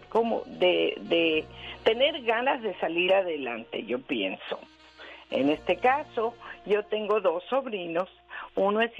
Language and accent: Spanish; Mexico; en este caso México, ¿no? Porque somos mexicanos.